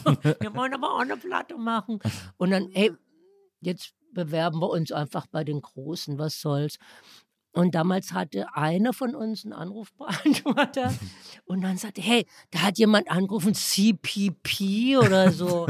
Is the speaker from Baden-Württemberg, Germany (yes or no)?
yes; Baden-Württemberg, Germany; Baden, wo ich herkomme, man nennt das ja das Kalifornien Deutschlands.